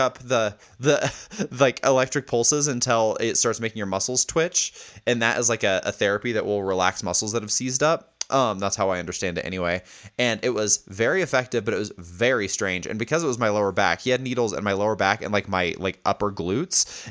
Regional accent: Indiana, United States; accent: Indiana; my fucking Indiana accent

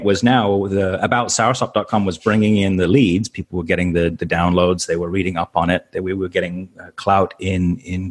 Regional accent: Canada; moved away as an adult; also born or lived in Tampa, United States / Malaysia; I'm a Canadian. I grew up Canadian, so we came to the U.S. for 5 years

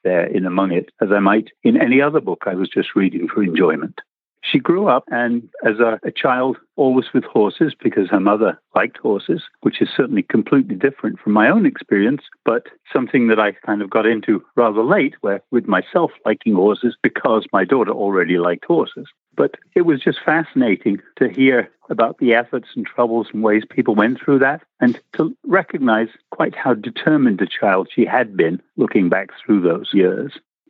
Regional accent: England, United Kingdom; moved away as an adult; also born or lived in Nairobi, Kenya; now in San Diego, United States; And I'm originally from United Kingdom, sort of, in that I was born in Africa, in Nairobi.

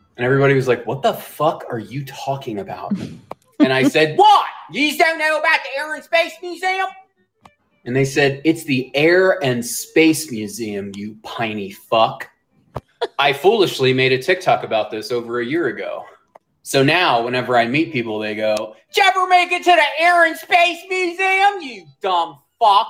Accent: New Jersey, United States; I grew up in South Jersey around a lot of old white people who were originally from Philly, and they kinda all talk like this.

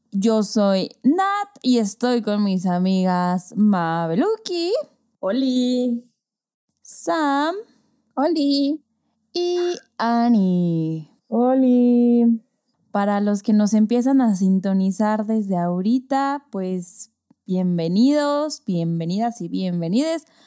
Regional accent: Yucatán, Mexico; accent: Yucatecan; siento que recuperé mi acento yucateco porque no hablábamos tanto

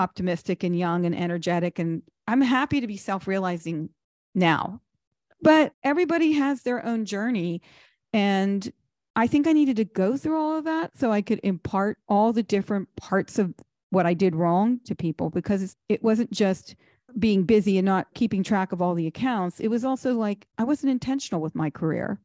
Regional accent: Pittsburgh, Pennsylvania, United States; moved away as an adult; also born or lived in New York / Washington, D.C.; I come from Pittsburgh, not a lot of money

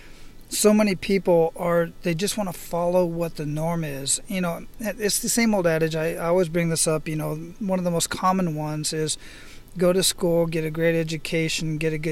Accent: Phoenix, Arizona, United States; now in Hawaii, United States; I was born and raised in Phoenix, Arizona. I live out here in Hawaii

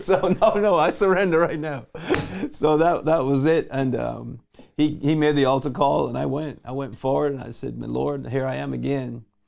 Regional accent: Barbados; I was born in Barbados

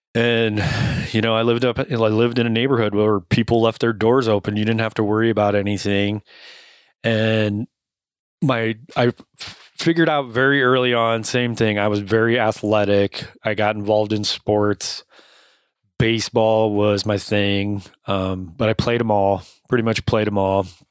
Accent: Cedar Rapids, Iowa, United States; I was born in Cedar Rapids, Iowa, raised in Cedar Rapids, Iowa for most of my childhood

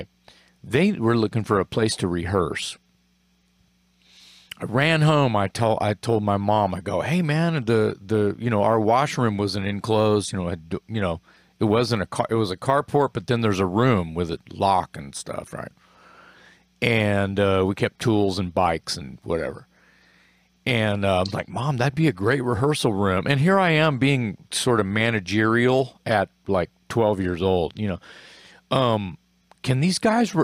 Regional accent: Corpus Christi, Texas, United States; When I was a young boy growing up in Corpus Christi, Texas.

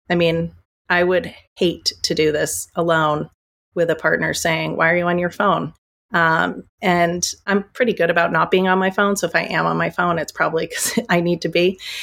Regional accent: United States; also born or lived in New York; I'm American.

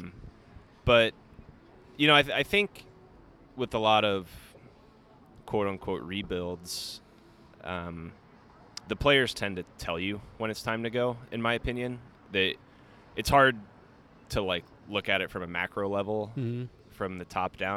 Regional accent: Tampa, Florida, United States; moved away as an adult; I grew up in Tampa, Florida.

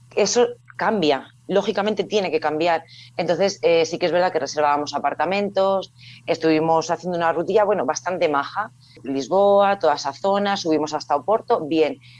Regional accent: Salamanca, Castile and León, Spain; soy de Salamanca, entonces por la proximidad a Portugal sí que es cierto que ahí con mis padres había ido pues en varias ocasiones

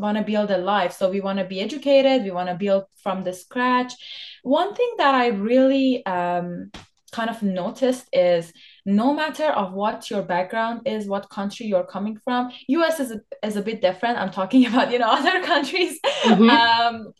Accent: Iran; now in Canada; I'm from Iran by born

